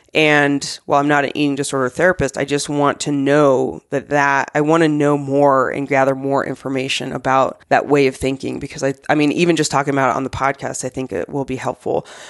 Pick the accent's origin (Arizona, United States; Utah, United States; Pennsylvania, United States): Arizona, United States; moved away; I grew up in Arizona